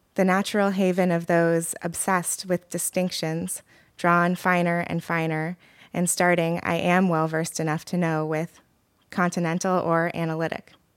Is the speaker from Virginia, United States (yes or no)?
no; Oregon, United States; moved away as an adult; also born or lived in Ann Arbor, Michigan; now in New York, United States; I grew up in Oregon and currently live in New York